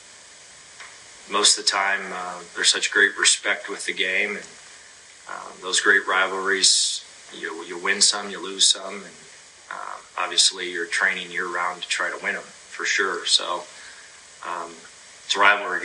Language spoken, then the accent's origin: English; Northeast Ohio, United States; Growing up in Northeast Ohio